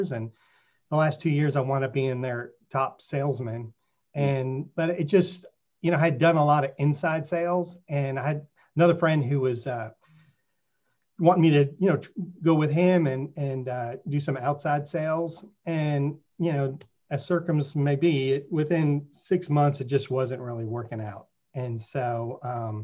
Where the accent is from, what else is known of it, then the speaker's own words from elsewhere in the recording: Richardson, Texas, United States; also born or lived in New York; I grew up in Richardson and went to Pierce High School in Richardson